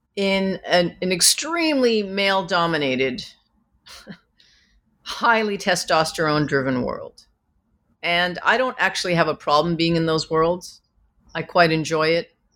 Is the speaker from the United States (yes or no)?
no; Vancouver, British Columbia, Canada; moved away; growing up in Vancouver, I was a yellow girl in a white world who wanted to be white